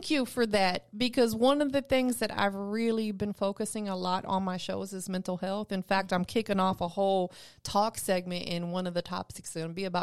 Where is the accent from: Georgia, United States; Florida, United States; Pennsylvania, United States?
Florida, United States; Tampa; now in Atlanta, United States; Where you from? I'm from Tampa.